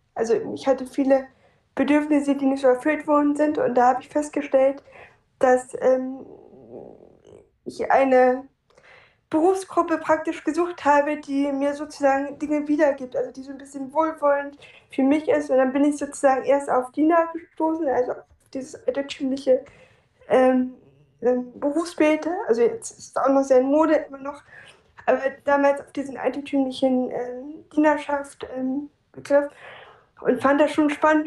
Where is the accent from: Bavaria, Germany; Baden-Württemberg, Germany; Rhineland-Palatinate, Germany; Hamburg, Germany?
Hamburg, Germany; ich komme aus Hamburg